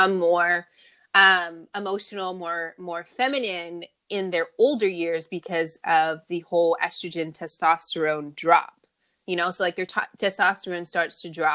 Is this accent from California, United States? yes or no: yes; Long Beach, California, United States; also born or lived in Los Angeles area, California; I was born and raised in Long Beach, and I am currently in the LA area as well.